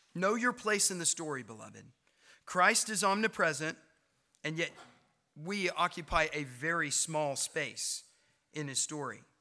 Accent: Knoxville, Tennessee, United States; moved away as an adult; now in Clinton, United States; I grew up in Knoxville. I lived there all my young life.

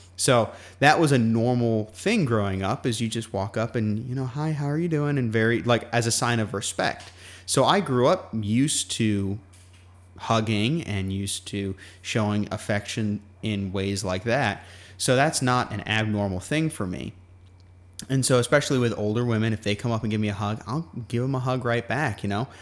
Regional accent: Guam; moved away; growing up on Guam

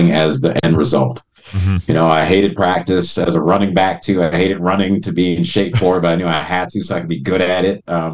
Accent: Chicago, Illinois, United States; moved away; also born or lived in Rochester, New York / Evanston, Illinois / Los Angeles; I was born in upstate New York, in Rochester, and I grew up in Chicago and / Evanston, Illinois.

